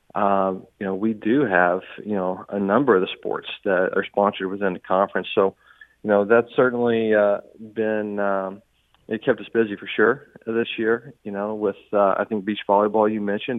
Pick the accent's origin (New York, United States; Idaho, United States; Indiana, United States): Indiana, United States; Southern; now in St. Charles, United States; I grew up in Southern Indiana, so I'm going to say Louisville.